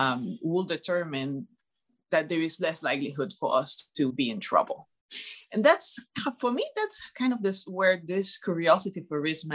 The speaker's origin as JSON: {"language": "English", "town": "Montreal", "region": "Quebec", "country": "Canada", "said": "Montreal, Canada."}